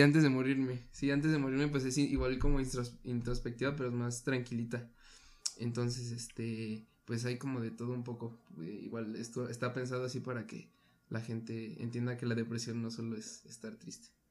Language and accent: Spanish; Mexico; nosotros como mexicanos